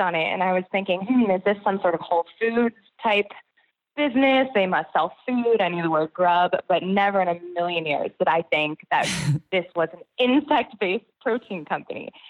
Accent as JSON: {"language": "English", "region": "Connecticut", "country": "United States", "tie": "born or raised there", "also_born_or_lived": "New York City", "moved": "yes", "lives_now": "Georgia, United States", "said": "I grew up in Connecticut and lived in New York City for many years"}